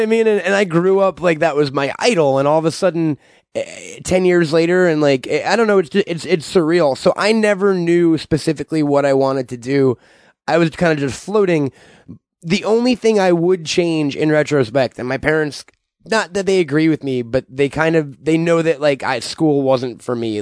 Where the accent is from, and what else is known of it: Long Island, New York, United States; born or raised there